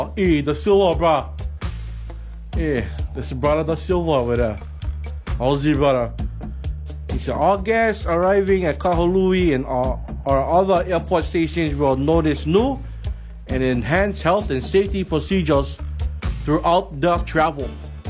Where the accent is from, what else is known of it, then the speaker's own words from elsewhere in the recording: Philippines; I'm Filipino. I know these things.